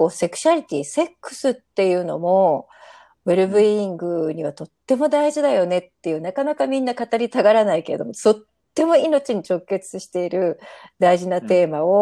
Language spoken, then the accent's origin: Japanese; Japan; moved away as an adult; also born or lived in Thailand; now in Costa Rica; 日本人の中流家庭に生まれ育ち